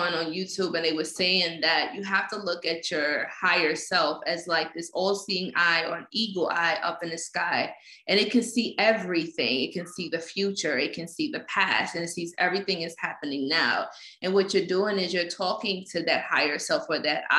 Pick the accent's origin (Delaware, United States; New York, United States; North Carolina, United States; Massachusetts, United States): New York, United States; New York City; growing up in Fort Greene Projects, growing up in the slums